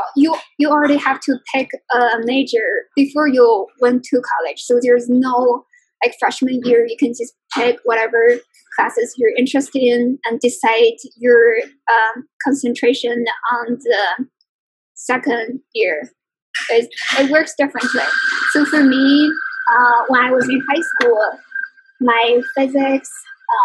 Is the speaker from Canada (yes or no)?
no; China; moved away as an adult; now in Detroit, United States; I grew up in China